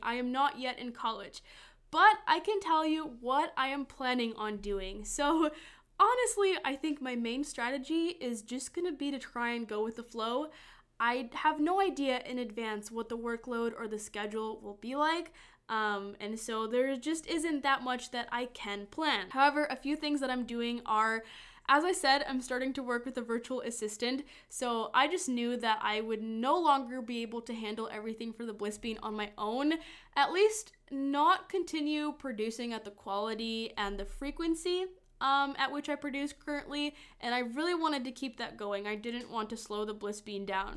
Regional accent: Madison, Wisconsin, United States; accent: Midwestern; also born or lived in Lithuania; It honestly has been a very nice place to grow up. I like Madison a lot

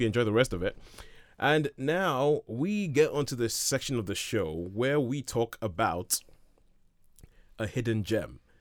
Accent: Nigeria; growing up in Nigeria

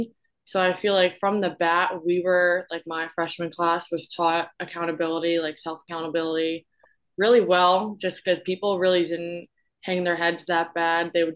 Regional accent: Southbury, Connecticut, United States; I'm a junior from Southbury, Connecticut

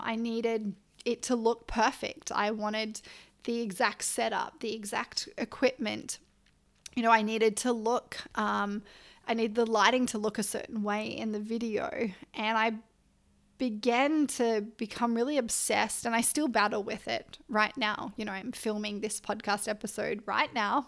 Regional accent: Byron Bay, New South Wales, Australia; also born or lived in Canberra; was born in Canberra, grew up, uh, lived there till I was nine, and then we moved up the coast near Byron Bay.

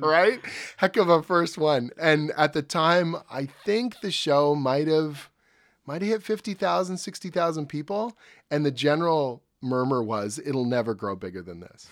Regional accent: Oshawa, Ontario, Canada; I grew up in Oshawa, you know, just outside of Toronto.

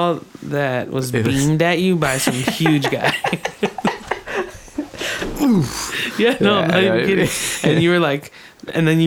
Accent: United States; we're just like American as fuck.

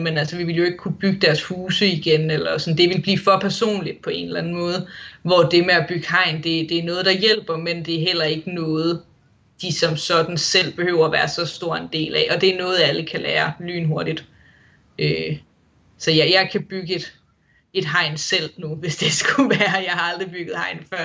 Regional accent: Denmark; moved away as an adult; now in Wollongong, Australia; Det har jo nu altid været vinter på min fødselsdag hjemme i Danmark

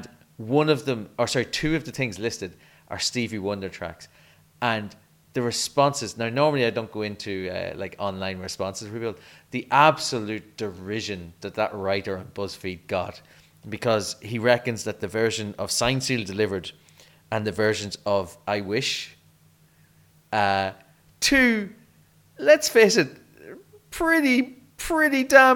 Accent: Ireland; As an Irish person

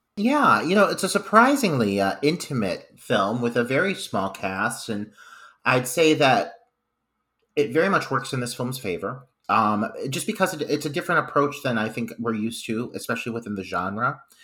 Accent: Midwest, United States; now in Ohio, United States; the Midwesterner in me

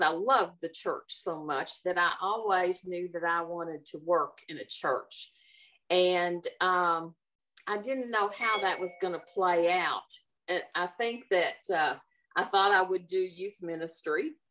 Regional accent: Valley Station, Kentucky, United States; I am and graduated from Valley High. And uh, Valley Station is near and dear to me as well.

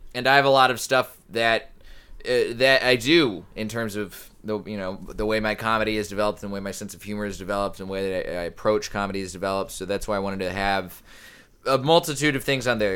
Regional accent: Colleyville, Texas, United States; moved away as an adult; also born or lived in New Orleans / San Diego / San Antonio / North Carolina; now in Los Angeles, United States; this little suburb of Dallas called Colleyville. It's sort of in between Dallas and Fort Worth, right by the airport. We lived there basically the rest of my childhood

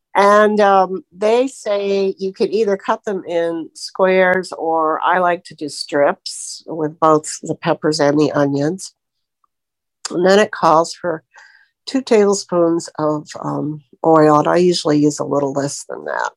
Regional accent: Florida, United States; I'm from Florida

